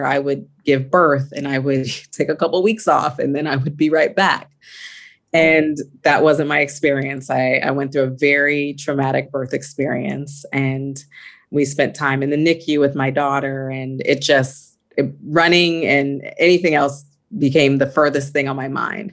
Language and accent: English; California, United States; move back to California, my hometown